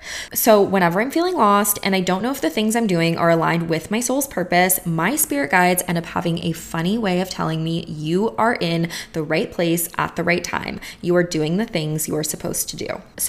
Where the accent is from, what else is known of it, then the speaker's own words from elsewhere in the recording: Bulgaria; first language Bulgarian; English is a second language; I actually have a spirit guide who communicates with me only in English, even though my native language is Bulgarian.